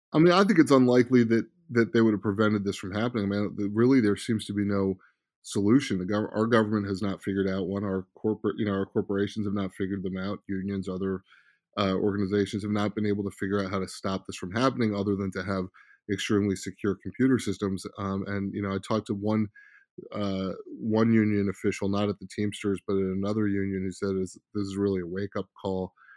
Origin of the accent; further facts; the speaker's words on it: Silver Spring, Maryland, United States; also born or lived in Bethesda, Maryland; I grew up partially in Silver Spring, Maryland, partially in Bethesda, Maryland, particularly in Silver Spring.